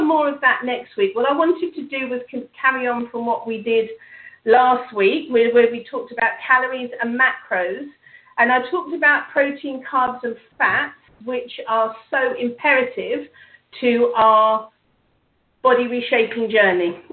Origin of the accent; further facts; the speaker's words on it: England, United Kingdom; me being English